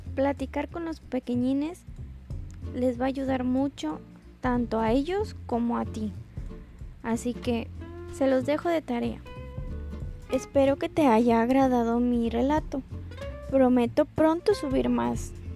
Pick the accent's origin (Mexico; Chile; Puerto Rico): Mexico; como los mexicanos decimos